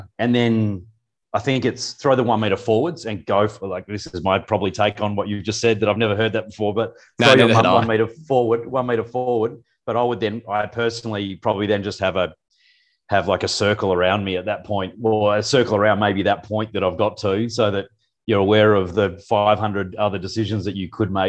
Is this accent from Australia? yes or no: yes; Perth, Western Australia, Australia; moved away as an adult; also born or lived in New Zealand; now in Singapore; I'm a veterinarian from Perth, grew up in the city